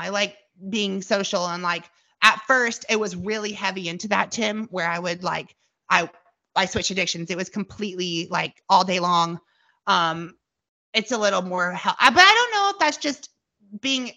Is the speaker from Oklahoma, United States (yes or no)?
yes; Tulsa, Oklahoma, United States; Tulsa where I live, my hometown